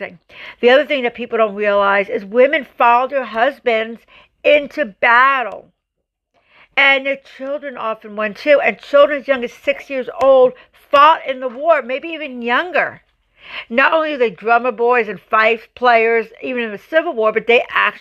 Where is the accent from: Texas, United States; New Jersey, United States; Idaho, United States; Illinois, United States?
New Jersey, United States; I grew up in New Jersey